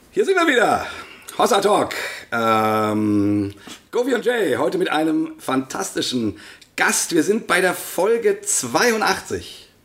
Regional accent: Bremen, Germany; Aus nämlich, meiner Heimatstadt. Ja, ups, Bremen. Aus Bremen.

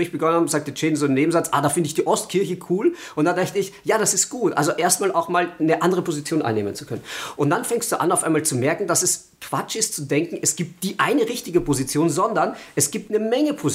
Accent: Austria; now in Germany; Ich bin ja Österreicher, also es

